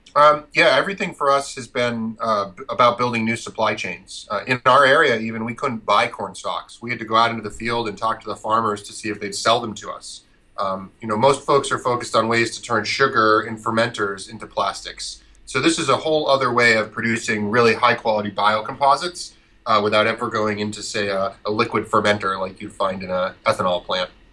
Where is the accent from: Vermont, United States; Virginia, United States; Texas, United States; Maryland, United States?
Vermont, United States; central; I grew up farming in Vermont uh, on a very small uh, maple syrup and dairy farm and meat farm uh, in central Vermont